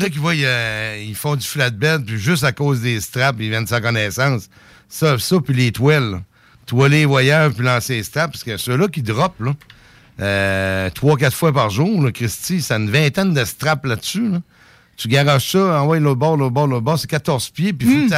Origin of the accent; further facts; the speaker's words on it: Saint-Anselme, Quebec, Canada; Je viens de Saint-Anselme.